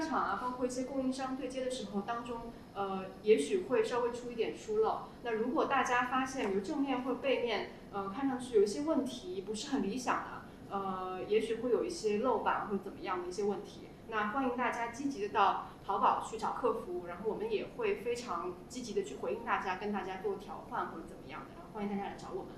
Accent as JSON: {"language": "Chinese", "area": "the North", "region": "northern China", "country": "China", "said": "我是北方人"}